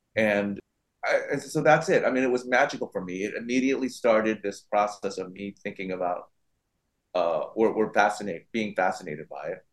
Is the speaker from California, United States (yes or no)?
yes; San Francisco, California, United States; my hometown, San Francisco